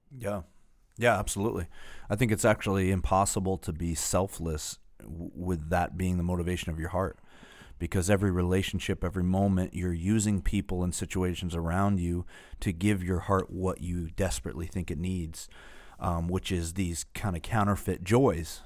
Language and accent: English; Northeast, United States; we're from the Northeast